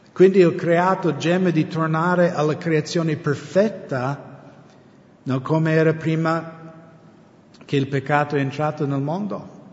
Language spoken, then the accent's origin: Italian; United States; Italian is a second language; now in Italy; essendo americano